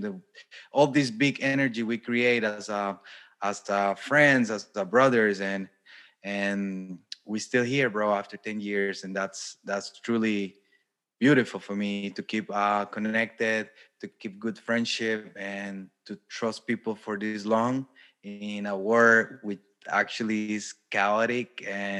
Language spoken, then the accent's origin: English; Costa Rica; moved away as an adult; also born or lived in Germany / Brazil; now in Poland; I'm from Costa Rica